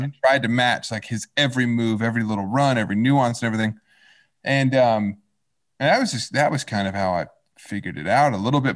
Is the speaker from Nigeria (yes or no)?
no; Fayetteville, Arkansas, United States; moved away as an adult; now in Los Angeles, United States; I was born and raised in Fayetteville in Northwest Arkansas